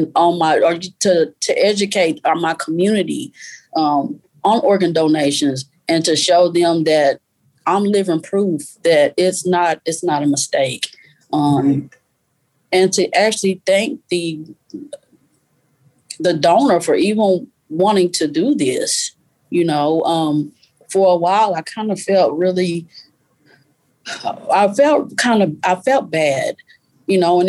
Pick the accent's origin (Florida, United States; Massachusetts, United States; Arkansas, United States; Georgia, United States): Arkansas, United States; now in Texas, United States; Arkansas, I was born and raised in Arkansas. Texas, I currently live.